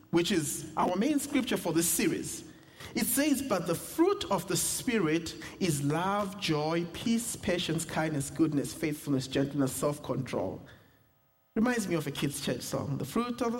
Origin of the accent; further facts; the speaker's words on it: South Africa; accent: South African; moved away; my South African accent